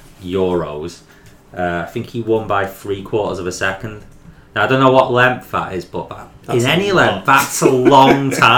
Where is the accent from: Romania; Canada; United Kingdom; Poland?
United Kingdom; Warrington, North West England; I'm from Warrington.